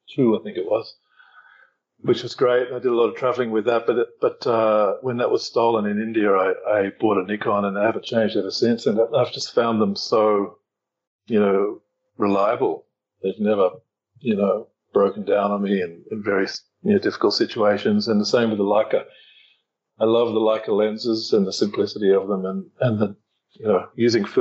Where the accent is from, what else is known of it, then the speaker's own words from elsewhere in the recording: Australia; now in Thailand; I'm from Australia. I'm currently in Thailand